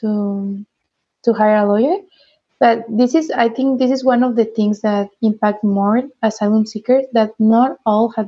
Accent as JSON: {"language": "English", "town": "Tijuana", "region": "Baja California", "country": "Mexico", "tie": "born or raised there", "also_born_or_lived": "Nicaragua", "said": "I was born and raised in Tijuana"}